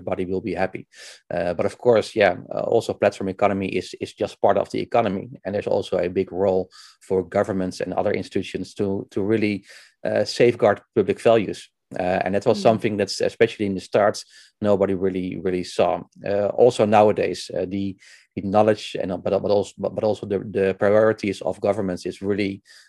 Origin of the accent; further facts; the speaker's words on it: Netherlands; I'm from Netherlands. I live in Houten near Utrecht